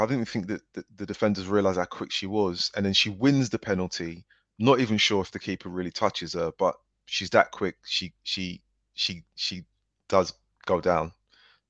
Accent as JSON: {"language": "English", "region": "London", "country": "United Kingdom", "said": "I'm a Londoner"}